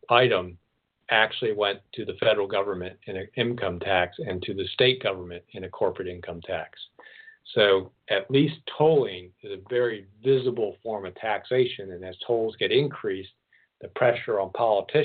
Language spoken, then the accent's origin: English; East Coast, United States; now in Oregon, United States; I grew up on the East Coast, so I grew up with tolls and turnpikes.